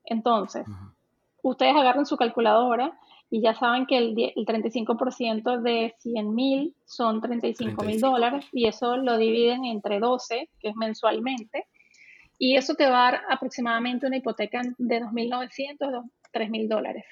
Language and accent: Spanish; Venezuela; moved away as an adult; now in Canada; yo soy venezolana